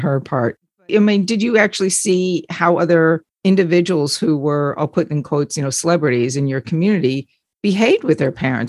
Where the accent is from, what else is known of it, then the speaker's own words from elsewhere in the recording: Long Island, New York, United States; and I grew up in Long Island